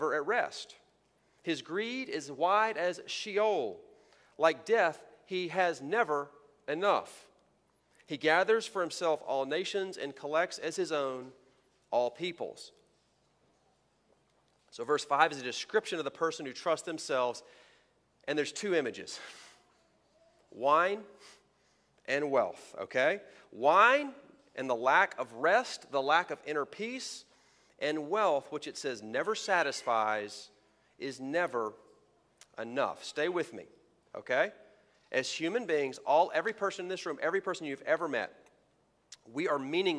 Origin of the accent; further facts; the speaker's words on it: Texas, United States; moved away; by my accent and by my opening illustration, you may have figured out I am from Texas